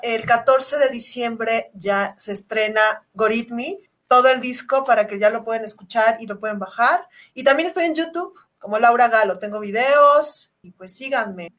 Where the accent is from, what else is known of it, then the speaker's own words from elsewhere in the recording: Mexico; Es mi, pues. mi país, es mi, mi, lengua